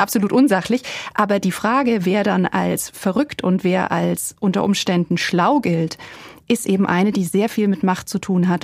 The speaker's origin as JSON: {"language": "German", "country": "Germany", "said": "als Deutsche"}